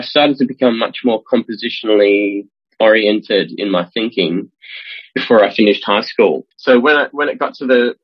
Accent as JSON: {"language": "English", "country": "Australia", "moved": "as an adult", "lives_now": "Amsterdam, Netherlands", "said": "I'm Australian. I've been living in the Netherlands since 2009"}